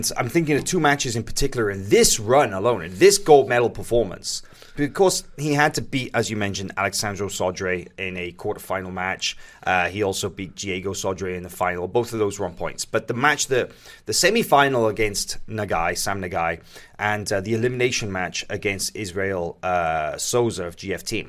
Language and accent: English; Wales, United Kingdom; as a Welshman